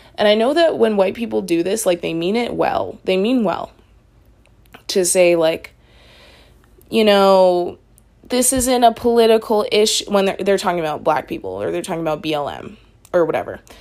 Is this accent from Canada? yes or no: yes; Canada; I'm Canadian